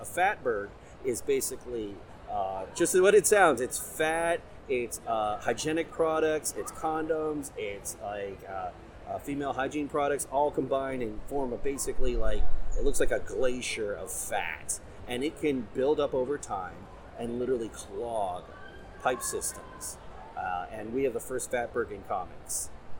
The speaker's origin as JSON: {"language": "English", "town": "Cincinnati", "region": "Ohio", "country": "United States", "said": "So we're from the Cincinnati area."}